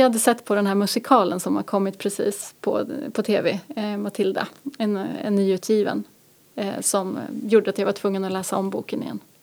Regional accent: Norrköping, Östergötland, Sweden; also born or lived in Gothenburg / Umeå / Luleå; now in Härnösand, Sweden; Jag är ju uppvuxen i Norrköping från början och sen har jag bott i Göteborg, Umeå och Luleå.

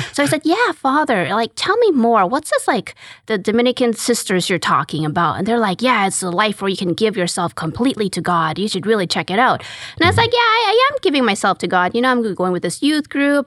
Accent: Calgary, Alberta, Canada; moved away as an adult; now in Houston, United States; I'm actually Canadian. I'm from Calgary, Alberta

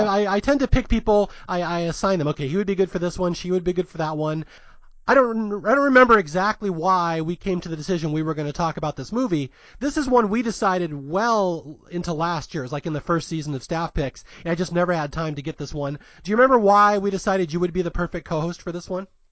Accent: Seattle, Washington, United States; moved away as an adult; also born or lived in San Jose Bay Area; now in Los Angeles, United States; I was raised in Seattle

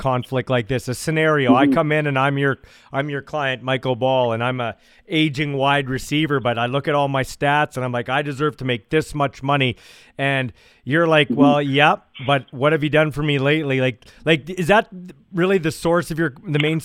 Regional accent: Canada; as an announcer, as a Canadian, as a guy that's grown up loving this league

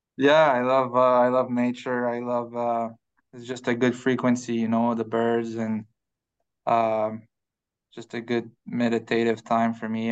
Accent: Quebec, Canada; moved away; back home, uh, we live in the mountain, uh, in Quebec. So my hometown is a, is, um, smaller hometown, like ten thousand people

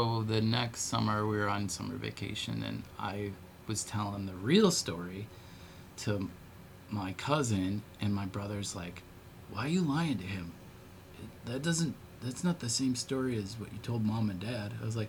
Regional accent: Ireland; Which is a very odd thing, Irish tuning, which I'm

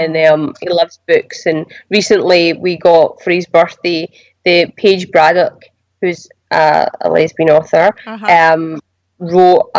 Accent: Glasgow, Scotland, United Kingdom; moved away; I'm from Glasgow.

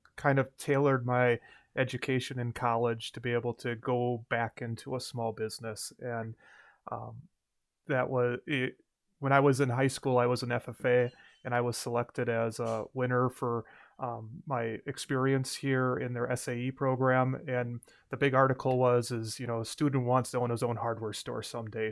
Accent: Mayville, Wisconsin, United States; also born or lived in River Falls, Wisconsin; I grew up in Mayville

